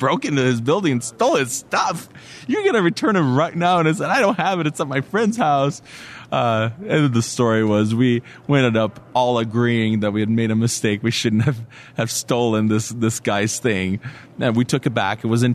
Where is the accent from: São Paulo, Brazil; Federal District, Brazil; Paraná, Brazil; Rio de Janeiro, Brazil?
Federal District, Brazil; Brasília; I grew up in Brasilia, the capital of Brazil